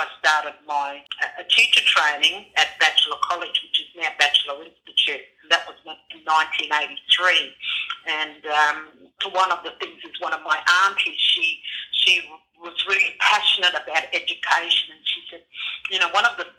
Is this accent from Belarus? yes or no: no; Innisfail, Queensland, Australia; also born or lived in Kimberley / Batchelor, Northern Territory; now in Northern Territory, Australia; I grew up in Innisfail in North Queensland, and that's where most of my extended family still live today.